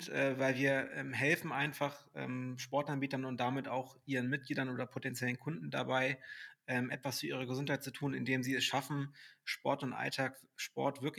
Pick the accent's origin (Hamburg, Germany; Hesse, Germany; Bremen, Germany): Hamburg, Germany; ich bin 35 und ich bin Hamburger Jung und äh, spreche auch gerade ähm, aus Hamburg zu euch.